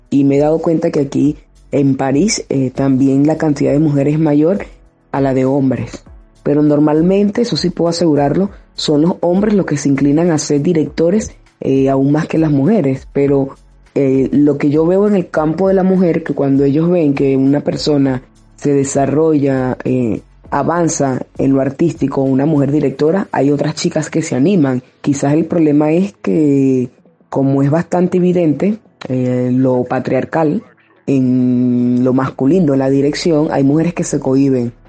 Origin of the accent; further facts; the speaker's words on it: Venezuela; soy directora de orquesta venezolana